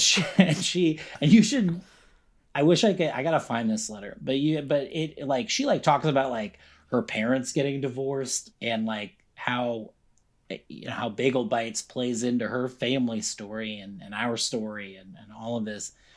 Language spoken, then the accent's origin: English; Encinitas, California, United States; I grew up in Encinitas